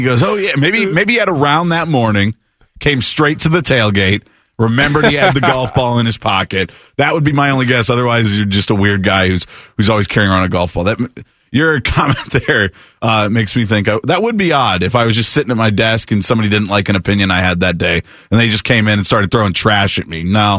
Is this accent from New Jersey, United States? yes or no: no; Iowa, United States; now in Ohio, United States; while being an Ohio State grad and caring very much about the Buckeyes, I am from Iowa.